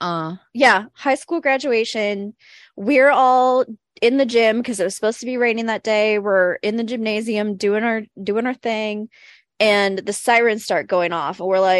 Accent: Wynne, Arkansas, United States; moved away; where I grew up in Arkansas, like we were on the outskirts, we were in the boonies

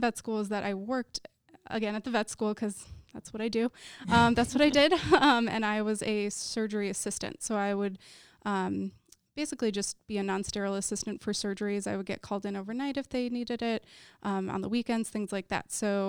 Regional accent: Wisconsin, United States; So I am from Wisconsin, and I originally went to undergrad thinking I wanted to be a chemical engineer

